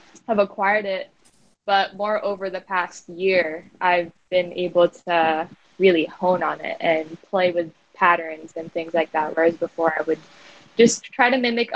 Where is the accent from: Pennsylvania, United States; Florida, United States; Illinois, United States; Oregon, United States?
Florida, United States; South; also born or lived in Makati, Philippines; now in Philippines; I grew up in South Florida